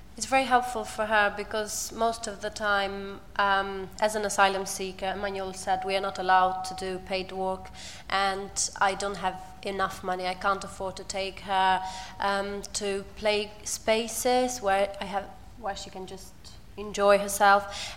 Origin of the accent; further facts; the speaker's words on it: Albania; English is a second language; moved away as an adult; now in United Kingdom; I come from Albania and I've been in the UK for about three years and a half.